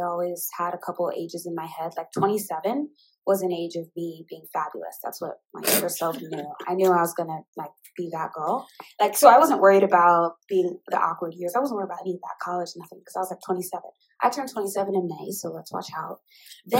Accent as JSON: {"language": "English", "town": "Indianapolis", "region": "Indiana", "country": "United States", "tie": "born or raised there", "also_born_or_lived": "Seattle / Miami / Oakland / Chicago", "moved": "as an adult", "lives_now": "Houston, United States", "said": "as a child, I grew up in Indianapolis, Indiana"}